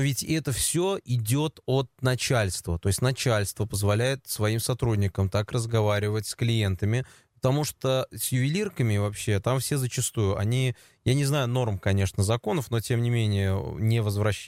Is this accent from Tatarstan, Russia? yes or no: yes; Kazan, Tatarstan, Russia; я жил у себя роди с родителями в поселке Дербышки